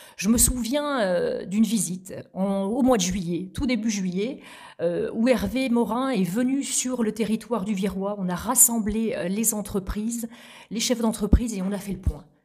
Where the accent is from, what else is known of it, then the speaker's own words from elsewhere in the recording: La Graverie, Normandy, France; also born or lived in Vire; Je suis née à Vire, donc euh, capitale du bocage virois. J'ai grandi à la Graverie, à quelques kilomètres de Vire